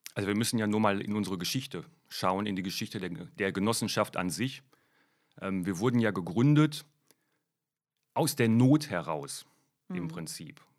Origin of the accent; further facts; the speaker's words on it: Germany; bei uns in Deutschland